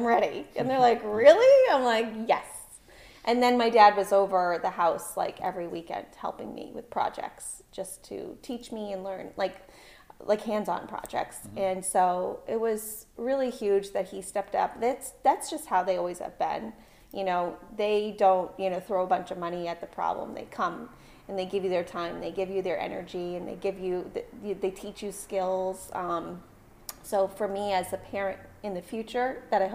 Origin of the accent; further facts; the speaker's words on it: Concord, New Hampshire, United States; also born or lived in Portsmouth, New Hampshire; I loved growing up in Concord